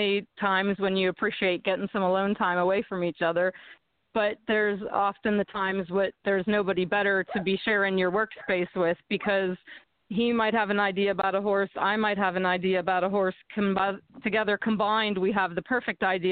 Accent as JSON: {"language": "English", "town": "Punxsutawney", "region": "Pennsylvania", "country": "United States", "tie": "born or raised there", "said": "from my hometown of Punxsutawney"}